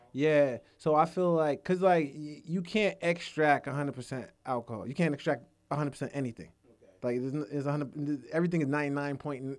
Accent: Georgia, United States; also born or lived in Jamaica; we're from Georgia, and I'm representing Georgia

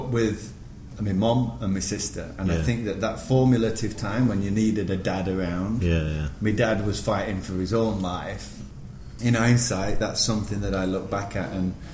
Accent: Sheffield, Yorkshire and the Humber, United Kingdom; moved away as an adult; also born or lived in Singapore; now in New York, United States; I'm born and bred in Sheffield.

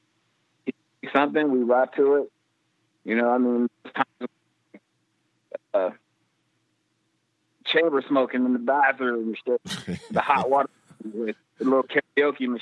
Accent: Detroit, Michigan, United States; also born or lived in Pittsburgh; We're both from Detroit, but we met each other in college in Pittsburgh

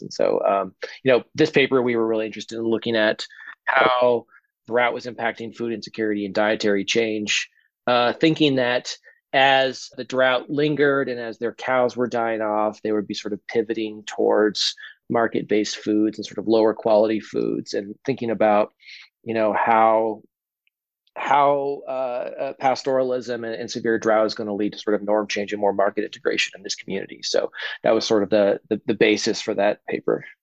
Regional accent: Boise, Idaho, United States; moved away; I grew up in Idaho

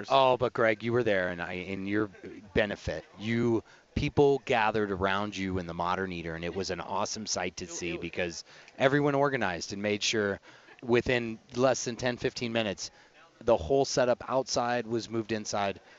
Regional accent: Colorado, United States; Yes, and I and because I'm from Jeffco, and uh, there was a tornado warning.

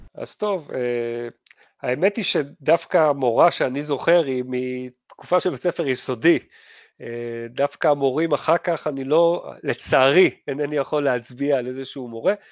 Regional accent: Givatayim, Tel Aviv District, Israel; אני התחנכתי בגבעתיים

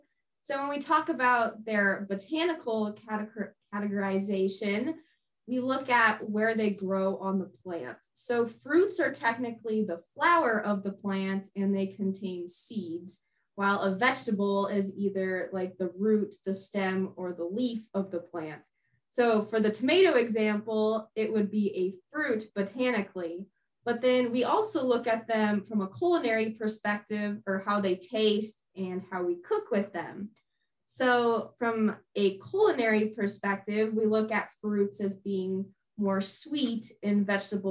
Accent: Denver, Colorado, United States; moved away as an adult; now in Illinois, United States; I am originally from Denver, Colorado, but I am here in Illinois studying at Illinois State University

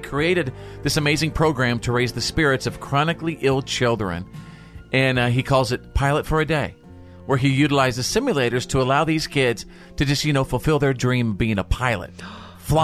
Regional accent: Bowie, Texas, United States; in Bowie, Texas, my hometown.

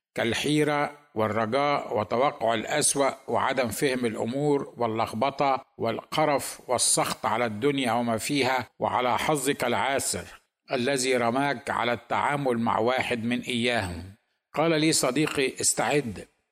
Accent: Egypt; now in United States; انا ايضا مصري

